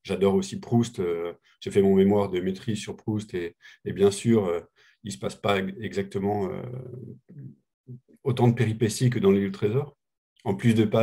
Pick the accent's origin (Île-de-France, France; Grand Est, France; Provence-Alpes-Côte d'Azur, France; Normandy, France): Normandy, France; Coutances; Moi, je viens de Coutances, donc je suis comme Rosalie, je viens plutôt de la campagne. Coutances, c'est une toute petite ville en Normandie.